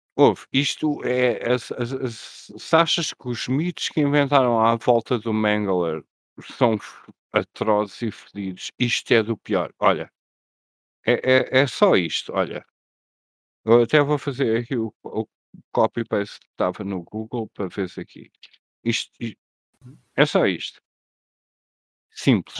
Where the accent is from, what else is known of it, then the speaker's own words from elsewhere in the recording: Portugal; nós portugueses